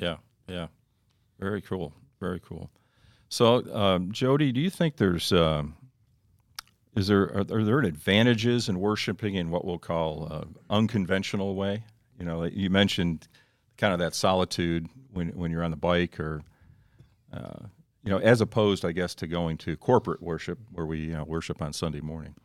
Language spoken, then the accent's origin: English; Northeast, United States; moved away; I grew up in the Northeast